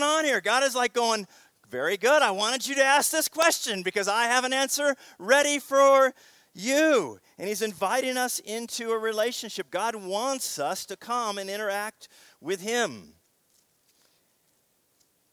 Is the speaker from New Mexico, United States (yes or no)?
no; Seattle, Washington, United States; the city that I grew up in Seattle